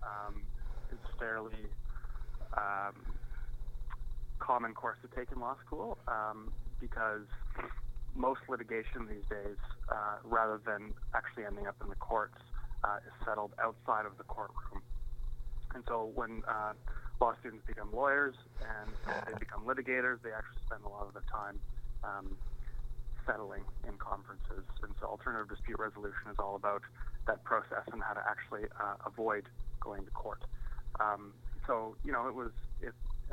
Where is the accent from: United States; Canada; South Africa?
Canada; Yellowknife, Northwest Territories; moved away; I'm from Yellowknife Northwest Territories